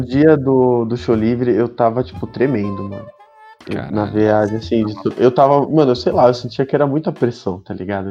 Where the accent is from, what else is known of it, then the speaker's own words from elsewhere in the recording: Sorocaba, São Paulo, Brazil; eu sou de Sorocaba